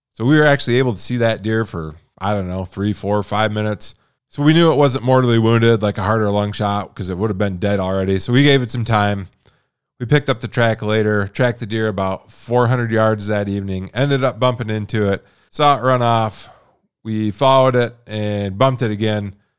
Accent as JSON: {"language": "English", "region": "Midwest", "country": "United States", "tie": "born or raised there", "moved": "as an adult", "lives_now": "Montana, United States", "said": "growing up in the Midwest"}